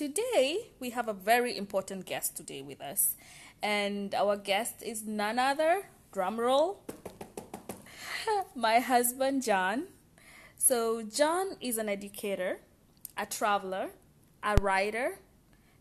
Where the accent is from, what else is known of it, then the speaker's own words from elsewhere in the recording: Kenya; moved away; I'm originally from Kenya